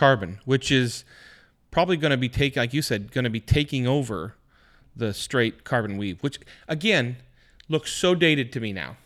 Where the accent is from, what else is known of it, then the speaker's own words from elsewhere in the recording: Washington, United States; growing up in Washington, I had never been to Lake Chelan.